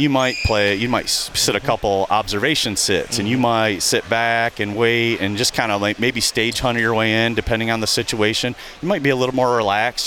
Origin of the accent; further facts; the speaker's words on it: southern lower Michigan, United States; I grew up hunting here in Michigan, and in, in the southern lower portion of Michigan